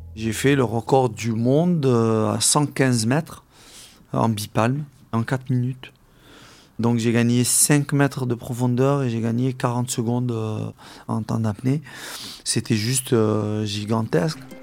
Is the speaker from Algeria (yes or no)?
yes; Algeria; now in France; mes camarades de classe euh, avec qui j'ai grandi en Algérie